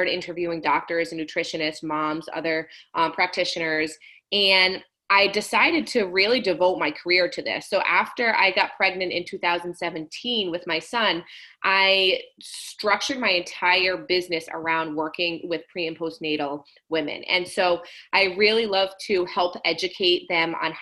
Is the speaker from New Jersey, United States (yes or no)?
no; Rhode Island, United States; moved away; I am originally from Rhode Island